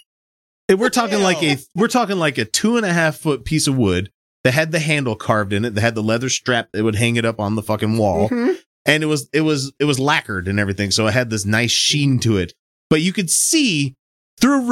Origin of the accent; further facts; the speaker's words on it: Mississippi, United States; Capital punishment was still a thing in Mississippi when I was going to school there